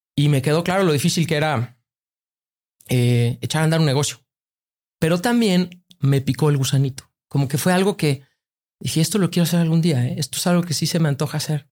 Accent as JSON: {"language": "Spanish", "town": "Tuxpan", "region": "Veracruz", "country": "Mexico", "tie": "born or raised there", "also_born_or_lived": "New York", "moved": "as an adult", "said": "Yo crecí en Tuxpan eh, y era una vida bien padre"}